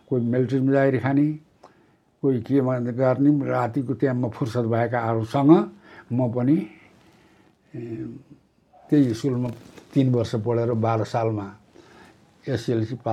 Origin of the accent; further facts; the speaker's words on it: Makwanpur district, Bagmati, Nepal; म एकानब्बे सालमा जन्मिएँ सोह्र वर्ष त राणाकालमै बित्यो मेरो त्यति बेलामा हाम्रो जिल्लामा एउटा भीमफेदी बजार थियो